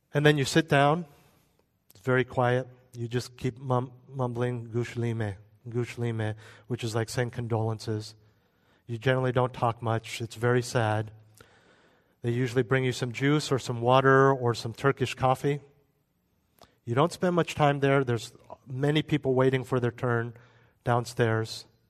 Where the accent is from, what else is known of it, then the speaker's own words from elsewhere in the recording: United States; we're American